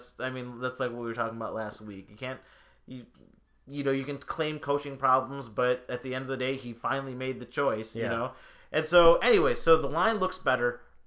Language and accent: English; India; I mean, I'm Indian. Of course I'm going to love a damn IPA.